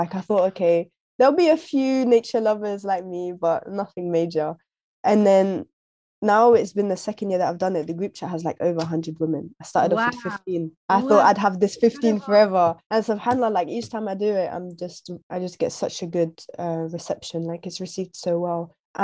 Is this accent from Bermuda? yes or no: no; United Kingdom; now in London, United Kingdom; We're British, we're British Muslims